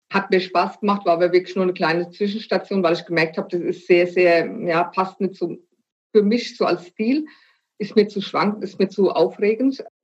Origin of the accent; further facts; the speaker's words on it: Frankfurt, Hesse, Germany; zum einen komme ich aus der Bankenstadt Frankfurt, wobei ich da nicht geboren bin, ja.